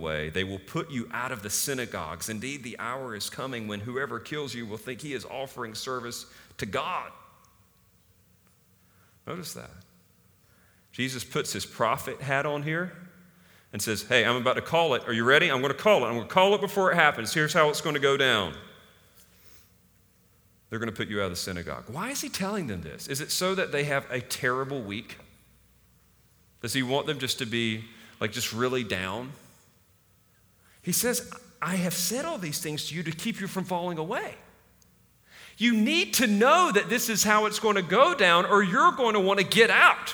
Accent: Eastern North Carolina, United States; growing up in Eastern North Carolina, it's like Bible Belt

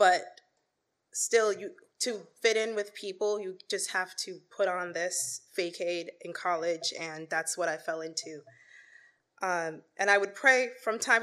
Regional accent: New York City, New York, United States; I was born and raised in Queens, New York.

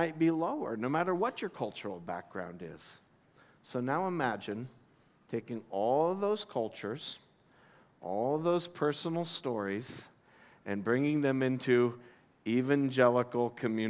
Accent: United States; moved away as an adult; also born or lived in Abu Dhabi; I come from the United States

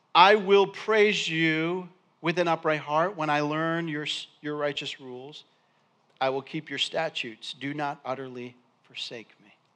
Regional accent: Endicott, New York, United States; I grew up in Endicott, New York

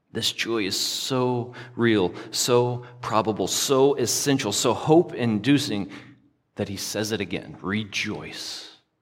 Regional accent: the South, United States; I grew up in the South

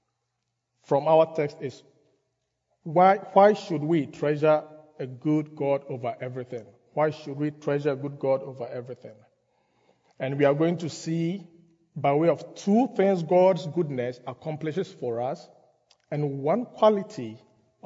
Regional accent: Ghana; moved away; I grew up in Ghana

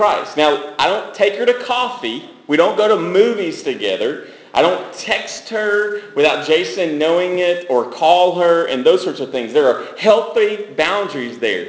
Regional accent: Franklin, United States; I grew up in Franklin going to high school

